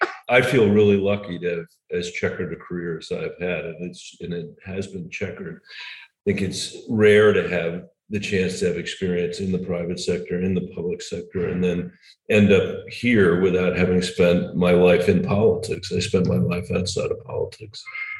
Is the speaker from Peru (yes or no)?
no; New Delhi, Delhi, India; born there; So even though I was born in New Delhi, I'm a natural born citizen.